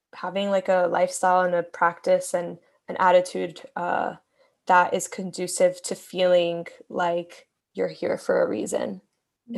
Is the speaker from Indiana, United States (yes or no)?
no; Miami, Florida, United States; moved away as an adult; also born or lived in Bronx, New York / Brooklyn, New York; I was born in the Bronx, grew up in Miami, moved back to New York to live full time